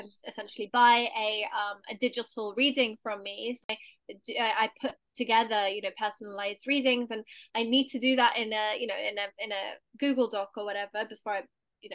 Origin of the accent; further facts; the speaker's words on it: London, United Kingdom; So I'm in London right now. I was born in London.